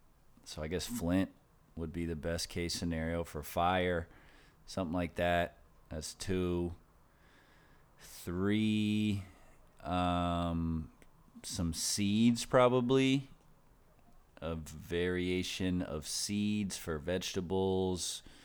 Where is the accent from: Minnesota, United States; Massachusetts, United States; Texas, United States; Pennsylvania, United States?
Pennsylvania, United States; Philadelphia; born there; I was born up near the Philadelphia area, so I root for the Phillies, I root for the Flyers.